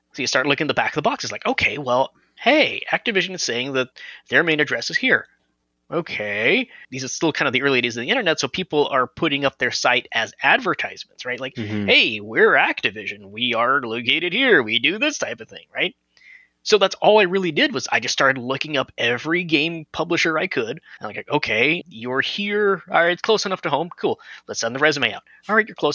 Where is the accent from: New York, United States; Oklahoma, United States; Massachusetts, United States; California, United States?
California, United States; Los Angeles; I'm originally from Los Angeles.